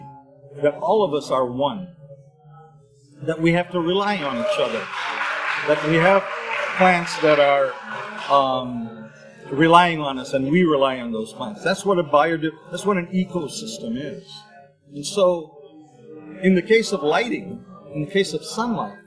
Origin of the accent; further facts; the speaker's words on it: Berkeley, California, United States; I grew up in Berkeley